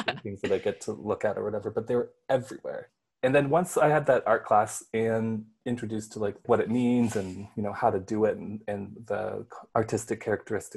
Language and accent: English; Red Lake, Ontario, Canada; also born or lived in Manitoba; now in Toronto, Canada; I'm Ojibwe from Kizikwenan Reserve out in Manitoba. But I was born and raised in Red Lake and then escaped and went to Toronto